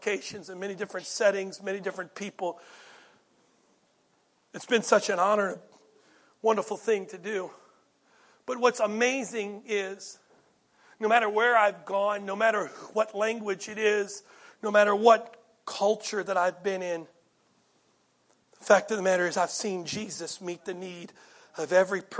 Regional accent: United States; being an American

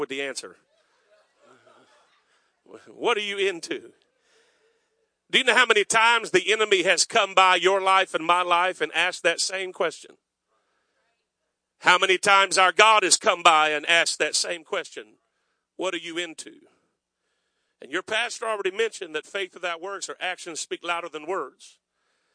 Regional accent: South Florida, United States; now in North Myrtle Beach, United States; I was raised in South Florida

